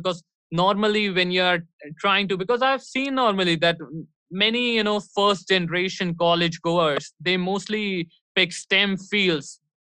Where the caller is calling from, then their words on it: New Delhi, Delhi, India; I'm live from New Delhi, India. And it's so freaking cold that if during any part, yeah, I don't even feel like moving my limbs.